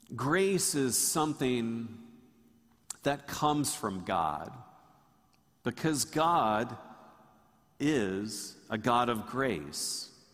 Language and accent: English; Tallahassee, Florida, United States; When I grew up in Tallahassee, Tallahassee was much smaller